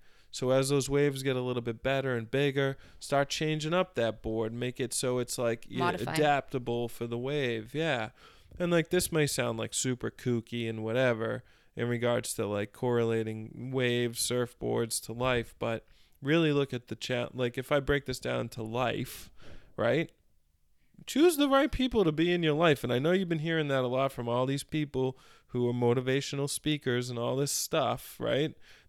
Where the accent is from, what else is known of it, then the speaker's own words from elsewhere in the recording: Methuen, Massachusetts, United States; I grew up in Methuen, Mass. And it's further away from the beach.